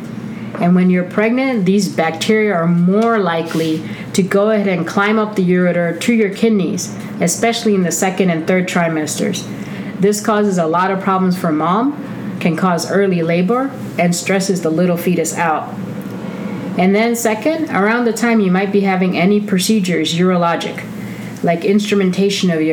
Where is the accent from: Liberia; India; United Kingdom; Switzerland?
India; I am Indian